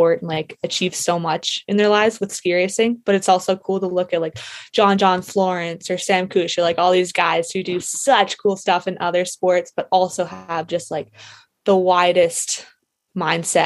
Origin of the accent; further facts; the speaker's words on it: Whistler, British Columbia, Canada; growing up in Whistler